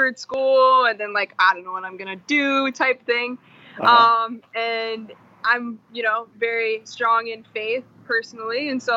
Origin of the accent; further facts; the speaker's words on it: Jackson, Michigan, United States; moved away as an adult; now in Grand Rapids, United States; I'm from Jackson, Michigan, originally, Spring Arbor, more specifically